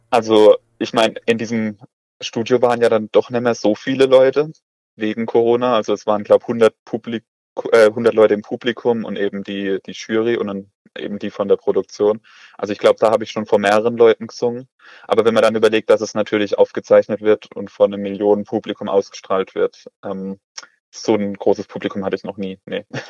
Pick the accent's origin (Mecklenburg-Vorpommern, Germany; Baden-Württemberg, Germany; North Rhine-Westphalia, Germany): Baden-Württemberg, Germany; Oberkrombach, near Karlsruhe; Ich komme aus Oberkrombach, das liegt bei Karlsruhe